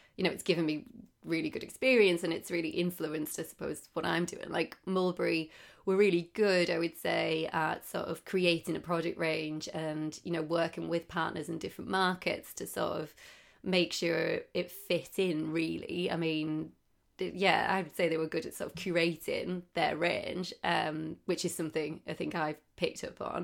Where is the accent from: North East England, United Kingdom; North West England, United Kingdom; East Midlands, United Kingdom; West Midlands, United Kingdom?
North East England, United Kingdom; Darlington; moved away as an adult; also born or lived in Manchester; now in London, United Kingdom; I'm from Darlington, which is northeast